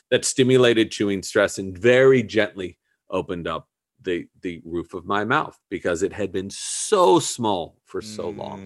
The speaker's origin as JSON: {"language": "English", "region": "Southern California", "country": "United States", "tie": "born or raised there", "said": "I grew up in Southern California, so we were just down there all the time"}